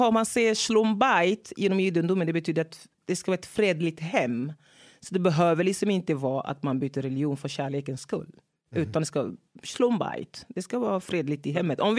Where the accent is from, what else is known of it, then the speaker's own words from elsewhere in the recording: Togo; born there; Jag är född i Togo.